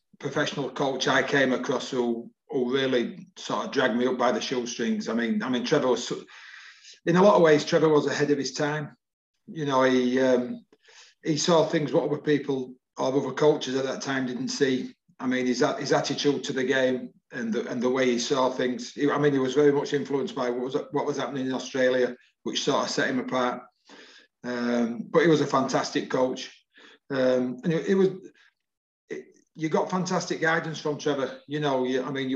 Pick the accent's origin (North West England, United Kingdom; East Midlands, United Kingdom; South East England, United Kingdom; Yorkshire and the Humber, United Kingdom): Yorkshire and the Humber, United Kingdom; Wakefield; also born or lived in Normanton; We moved from Normington to Wakefield. We lived in, you know, down Thorns. You know, sort of all my life, I lived down there as a boy.